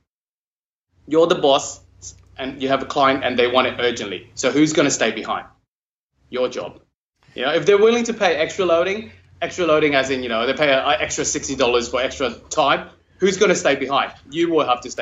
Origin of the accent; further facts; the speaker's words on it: Hong Kong; moved away as an adult; now in Brisbane, Australia; I'm from Hong Kong.